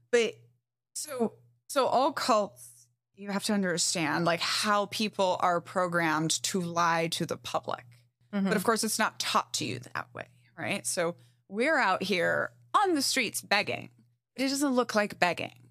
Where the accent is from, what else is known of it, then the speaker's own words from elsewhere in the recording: Brazil; also born or lived in Mexico; I grew up in Brazil and Mexico